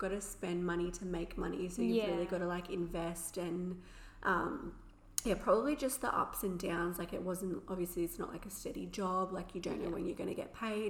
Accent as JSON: {"language": "English", "town": "Shellharbour", "region": "New South Wales", "country": "Australia", "said": "I am 23 and I'm from Shell Harbour in New South Wales"}